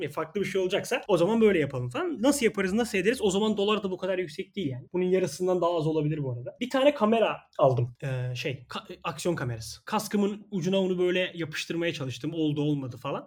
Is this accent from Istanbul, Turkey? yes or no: yes; Istanbul, Turkey; Ben İstanbul Gazi Osman Paşa'da yaşıyorum. Burada doğup büyüdüm.